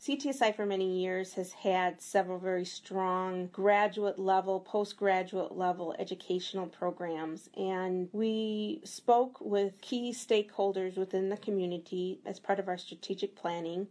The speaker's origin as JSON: {"language": "English", "town": "Milwaukee", "region": "Wisconsin", "country": "United States", "tie": "born or raised there", "said": "born and raised in Milwaukee"}